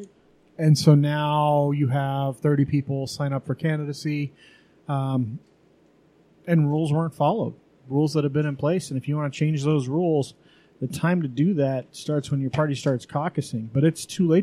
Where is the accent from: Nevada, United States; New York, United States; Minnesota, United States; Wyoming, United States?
Wyoming, United States; now in Salt Lake City, United States; growing up in Wyoming